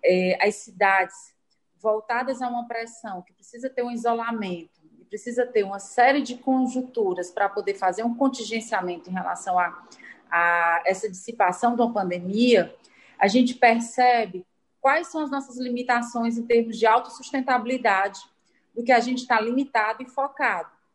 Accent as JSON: {"language": "Portuguese", "region": "Ceará", "country": "Brazil", "said": "de nós todos, enquanto cearenses"}